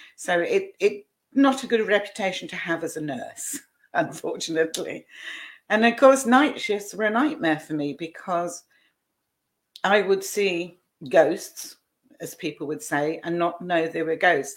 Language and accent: English; Scotland, United Kingdom; moved away; also born or lived in Southampton; I was born in Scotland, and by that time I was living in Southampton